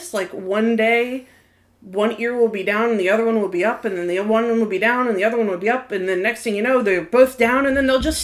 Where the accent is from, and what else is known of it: United States